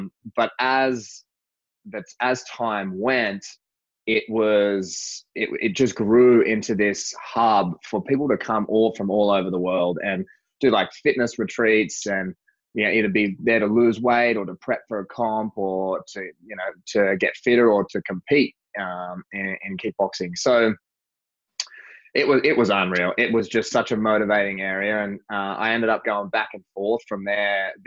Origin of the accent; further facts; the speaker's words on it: Central Coast, New South Wales, Australia; moved away as an adult; also born or lived in Sydney / Asia; now in Los Angeles, United States; I'm from Sydney originally. I was born in Sydney, mostly from the Central Coast, New South Wales, which is a couple of hours north of Sydney